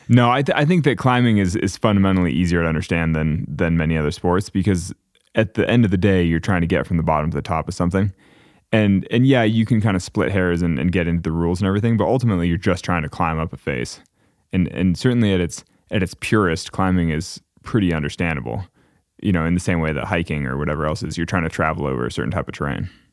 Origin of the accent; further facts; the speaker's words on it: Northern California, United States; we're both kids from Northern California. We grew up going to the same gym